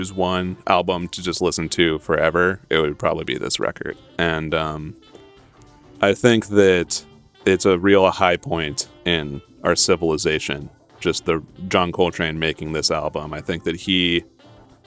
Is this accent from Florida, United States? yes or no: no; Ashland, Oregon, United States; also born or lived in Santa Monica, California; I'm from Ashland. I was born in Santa Monica, but I grew up in Southern Oregon, Ashland, Oregon